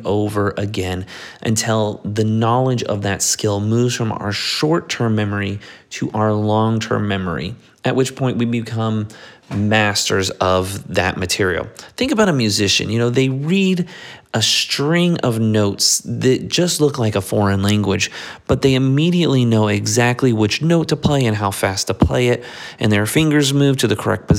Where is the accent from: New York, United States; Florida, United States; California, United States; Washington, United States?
Florida, United States; South; we're from South Florida